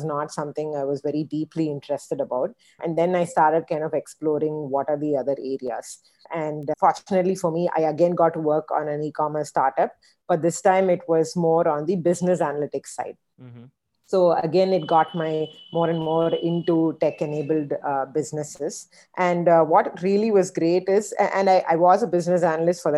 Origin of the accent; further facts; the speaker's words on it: Chennai, Tamil Nadu, India; moved away; also born or lived in United States; I am from Chennai, you know, my family's from Chennai.